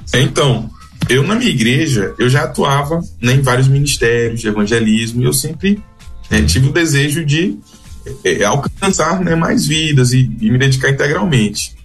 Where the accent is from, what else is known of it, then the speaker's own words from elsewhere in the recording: Alagoinhas, Bahia, Brazil; also born or lived in Salvador; Eu sou baiano, Sim. mas nasci em Alagoinhas